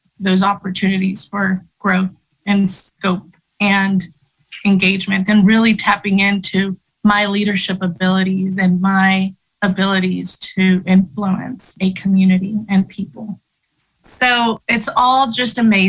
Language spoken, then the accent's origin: English; Oklahoma City, Oklahoma, United States; English is a second language; also born or lived in Chihuahua, Mexico; now in Norman, United States; I grew up in South Oklahoma City. I came from Chihuahua, Mexico with my family at the age of 7.